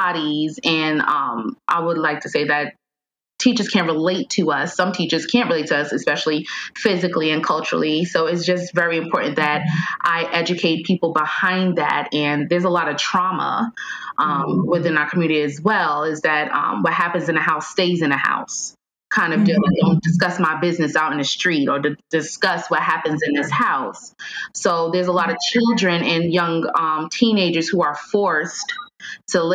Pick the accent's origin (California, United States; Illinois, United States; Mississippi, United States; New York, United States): New York, United States; I'm from New York.